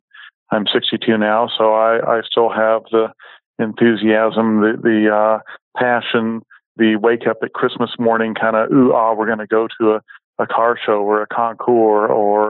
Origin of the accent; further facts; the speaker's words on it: West Coast, United States; Growing up on the West Coast, I remember falling out of my parents' car several times on something that I couldn't quite identify